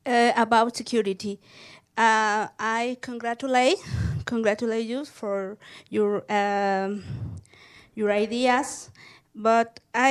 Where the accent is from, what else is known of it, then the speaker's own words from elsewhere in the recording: Mexico City, Mexico; I come from Mexico City.